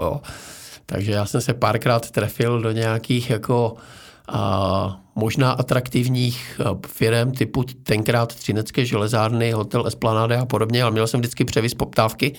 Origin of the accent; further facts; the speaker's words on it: Frýdek-Místek, Moravian-Silesian Region, Czechia; Já jsem se narodil ve Frýdku místku